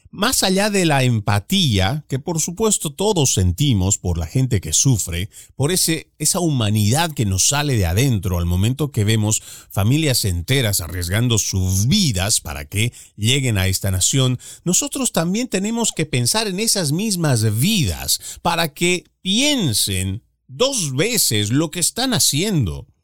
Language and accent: Spanish; Bolivia; en mi país, por lo menos en el cual yo he nacido, en Bolivia